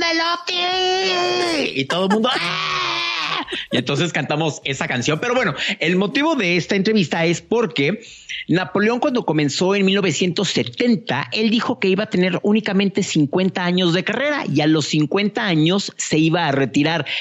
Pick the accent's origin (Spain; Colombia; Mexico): Mexico; como yo que crecimos con el OTI en México